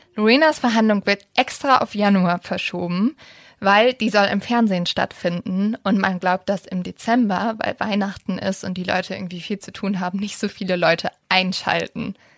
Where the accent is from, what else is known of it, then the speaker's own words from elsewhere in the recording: Germany; bei uns in Deutschland